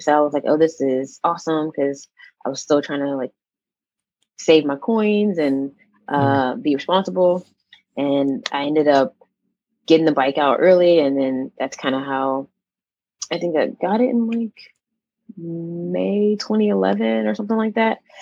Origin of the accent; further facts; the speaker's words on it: Pittsburgh, Pennsylvania, United States; also born or lived in Atlanta; I'm actually from Pittsburgh, Pennsylvania